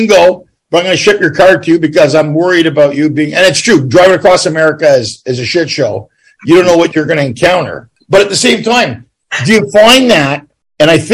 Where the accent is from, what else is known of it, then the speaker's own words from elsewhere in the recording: Ottawa, Ontario, Canada; also born or lived in Montreal / Toronto; I'm born from Montreal and grew up in Ottawa